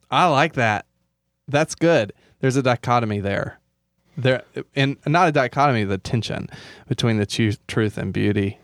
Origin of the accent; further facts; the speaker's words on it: Alabama, United States; moved away; also born or lived in Louisville, Kentucky; my hometown in Alabama.